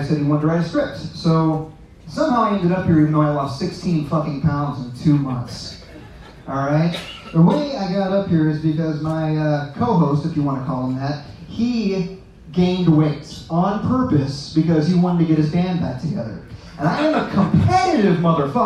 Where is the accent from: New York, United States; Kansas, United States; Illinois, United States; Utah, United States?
Kansas, United States; I'm actually from Kansas